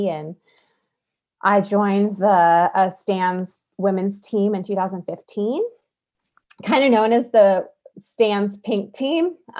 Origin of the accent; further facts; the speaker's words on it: Montana, United States; Well, I grew up in Northwest Montana here with my mom and dad and four brothers, about 3 hours south of where we live now in the Flathead Valley.